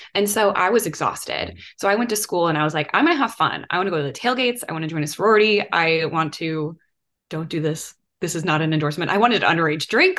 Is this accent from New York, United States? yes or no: no; Mequon, Wisconsin, United States; moved away as an adult; also born or lived in Georgia; I grew up outside of Milwaukee in a town called Mequon, and I was born and raised, like literally lived in the same house my whole life